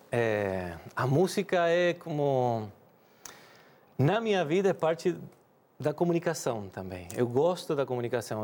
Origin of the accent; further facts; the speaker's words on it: Rosario, Santa Fe, Argentina; Portuguese is a second language; moved away as an adult; now in Brazil; Voltamos para a mesma cidade onde eu nasci, Rosário